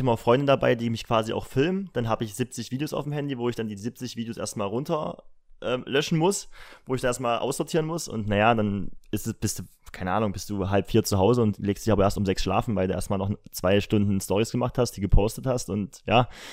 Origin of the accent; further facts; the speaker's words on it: Halle, Saxony-Anhalt, Germany; ich komme aus Halle, bin 24 Jahre alt